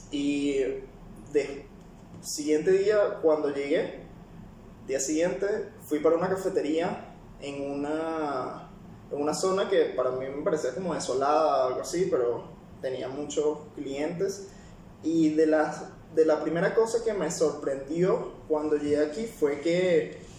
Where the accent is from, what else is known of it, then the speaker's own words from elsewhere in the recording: Peru; Yo que vengo particularmente de Perú, tanto los clientes como la tecnología en el café, este, el mismo proceso que se puede encontrar en cada cafetería, siendo un país productor, era bastante básico, bastante normal, comparado con los de acá.